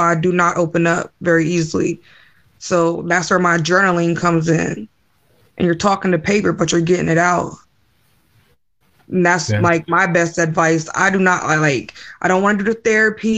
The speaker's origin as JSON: {"language": "English", "town": "Manassas", "region": "Virginia", "country": "United States", "said": "I'm from Manassas"}